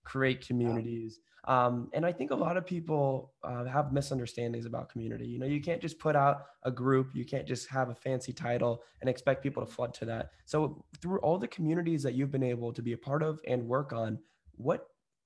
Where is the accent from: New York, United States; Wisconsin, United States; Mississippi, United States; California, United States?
California, United States; Bay Area; now in Chicago, United States; I'm from the Bay Area, but I live in Chicago now.